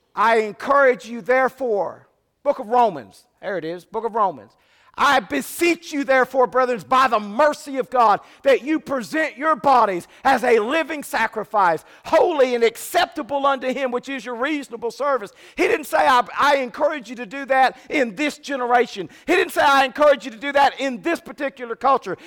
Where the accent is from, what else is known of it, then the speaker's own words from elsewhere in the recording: Fremont, California, United States; growing up in Fremont, California, we were about an hour away from the Oakland A's